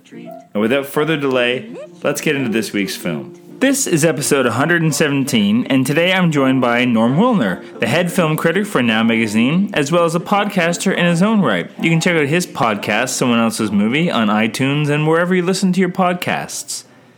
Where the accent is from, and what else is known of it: Canada